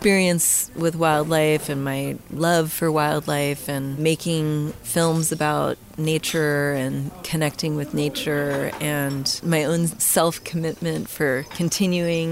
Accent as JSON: {"language": "English", "town": "Mill Valley", "region": "California", "country": "United States", "tie": "born or raised there", "also_born_or_lived": "San Francisco", "said": "I grew up in Mill Valley in Marin County"}